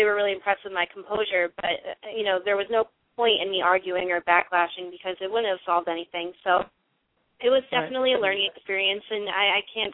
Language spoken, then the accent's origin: English; New York, United States; I'm from New York, so that's a station that a lot of people I went to high school with and friends of the family, they listen to it